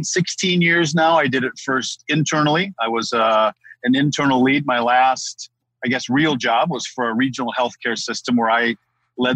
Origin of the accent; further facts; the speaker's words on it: Midwest, United States; I live in the Midwest